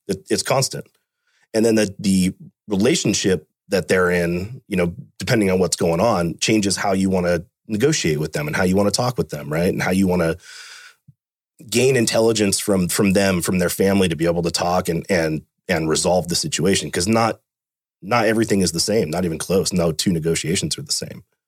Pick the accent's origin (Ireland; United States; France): United States; Fremont; I was born and raised in Fremont. Grew up there my whole life.